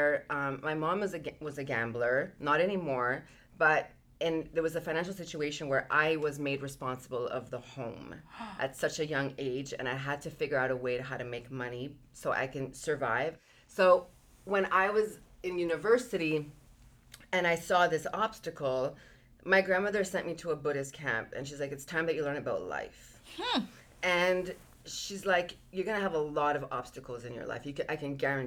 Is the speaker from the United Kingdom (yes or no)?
no; Marcona, Ica, Peru; I come from a very small village. I was born in Peru, like the city's called Marcona.